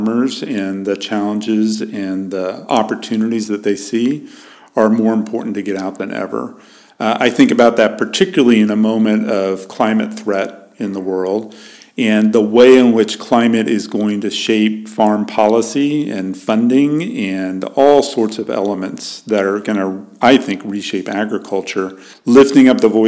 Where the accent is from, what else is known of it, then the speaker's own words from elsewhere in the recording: Dallas, Texas, United States; moved away as an adult; now in Minnesota, United States; I grew up in the suburbs of Dallas, Texas